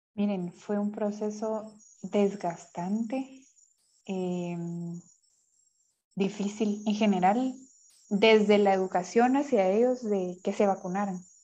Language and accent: Spanish; Guatemala; Como guatemaltecos